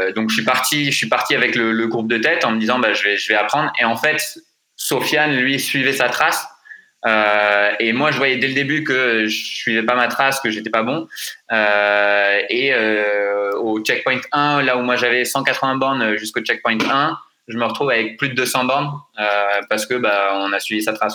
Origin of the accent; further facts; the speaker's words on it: France; on est français